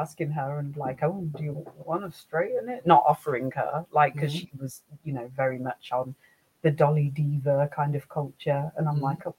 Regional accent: England, United Kingdom; I was born in England, but I'm of Caribbean

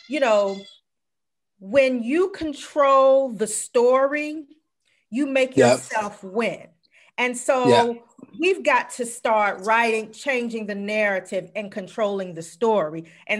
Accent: South Carolina, United States; moved away; also born or lived in Washington, District of Columbia, United States; I'm from South Carolina

